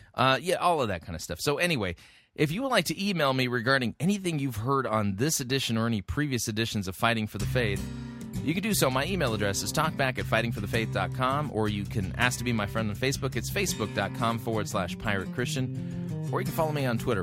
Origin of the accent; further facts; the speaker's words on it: California, United States; I grew up in California